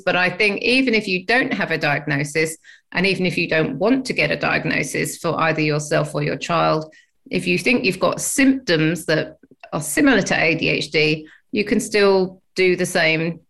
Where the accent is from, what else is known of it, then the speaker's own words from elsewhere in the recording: England, United Kingdom; now in Australia; as you can tell by my accent, I'm from England